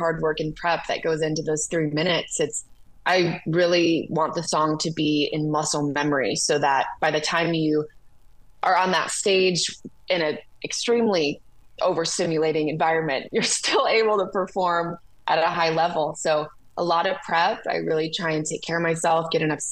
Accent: Detroit, Michigan, United States; also born or lived in Nashville, United States; now in Los Angeles, United States; growing up in Detroit

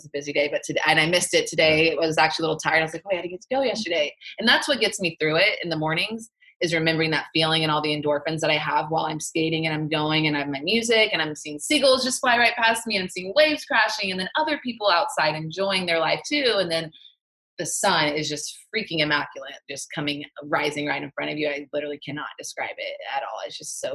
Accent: Texas, United States; moved away as an adult; now in Orange County, California, United States; This Texas girl, I'm from Texas

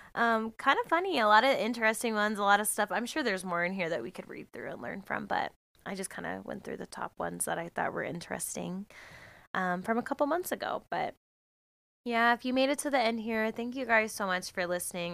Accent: United States; I'm American

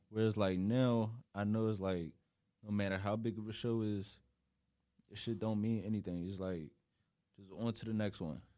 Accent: Philadelphia, Pennsylvania, United States; moved away as an adult; now in New York, United States; I literally just been West Philly my whole life

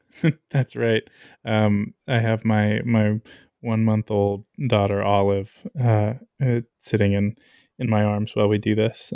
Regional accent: Lancaster, Pennsylvania, United States; moved away as an adult; also born or lived in New York / Alabama; I grew up in Lancaster, Pennsylvania

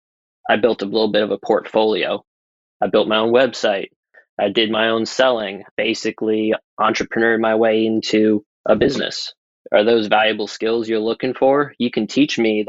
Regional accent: New England, United States; moved away as an adult; also born or lived in San Francisco; growing up around New England

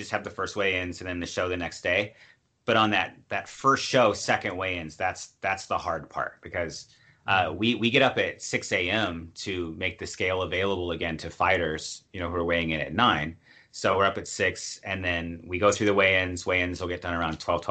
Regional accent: United States; I'm from the States

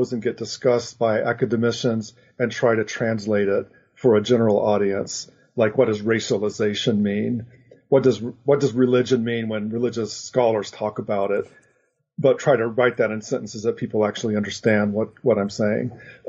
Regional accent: Oklahoma, United States; moved away as an adult; I grew up in Oklahoma, in Oklahoma Panhandle, actually, and went to college in Oklahoma and subsequently moved away to California to get as far away from Oklahoma and religion as I possibly could.

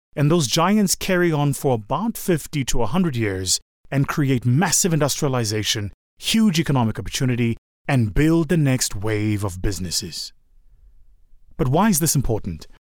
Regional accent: South Africa

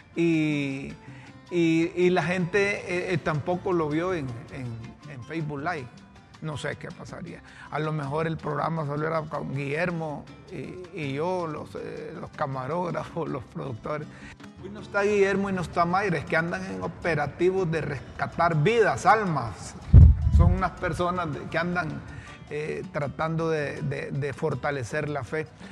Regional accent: Honduras; como buenos hondureños

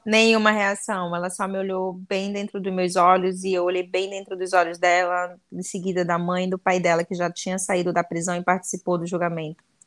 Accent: Anori, Amazonas, Brazil; no interior do Amazonas, vai ser lá em Anori, onde eu nasci

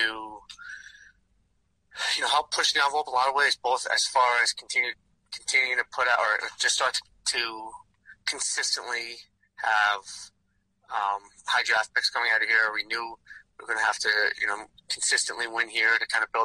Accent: New York, United States; now in Boston, United States; I grew up in New York, but having gone here, at this point now, lived more of my life in Boston than New York

